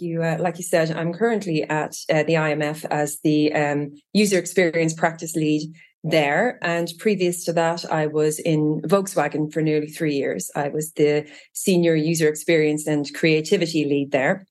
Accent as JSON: {"language": "English", "town": "Trim", "region": "Leinster", "country": "Ireland", "tie": "born or raised there", "also_born_or_lived": "Japan / London, United Kingdom / Israel", "moved": "as an adult", "lives_now": "Virginia, United States", "said": "growing up in Trim"}